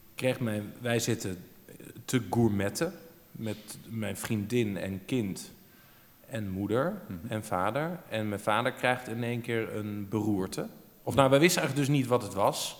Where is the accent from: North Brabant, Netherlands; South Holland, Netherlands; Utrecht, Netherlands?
Utrecht, Netherlands; Amersfoort; we komen dus allebei uit Amersfoort. Ja. En eh, we zijn er ook allebei eh, geboren